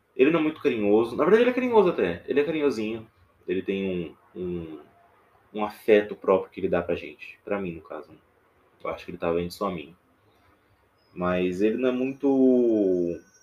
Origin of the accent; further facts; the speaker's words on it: interior of Minas Gerais, Brazil; Eu tô aqui falando diretamente do interior de Minas Gerais, que é onde eu sou nascido e criado. Dá pra ver o meu sotaque